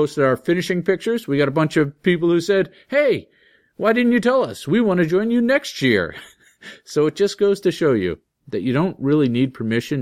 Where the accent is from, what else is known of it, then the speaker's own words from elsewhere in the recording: Groton, Massachusetts, United States; my hometown of Groton, Mass